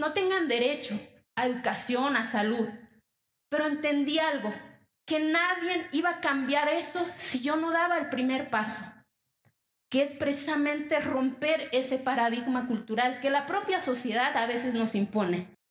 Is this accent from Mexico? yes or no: yes; Mexico